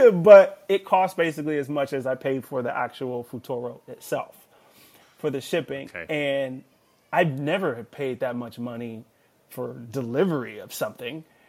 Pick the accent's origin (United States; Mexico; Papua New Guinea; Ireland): United States; Los Angeles, California; I'm from Los Angeles, California, born and raised